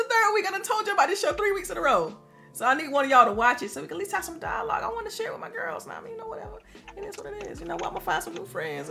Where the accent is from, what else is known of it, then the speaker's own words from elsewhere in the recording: the South, United States; I'm from the South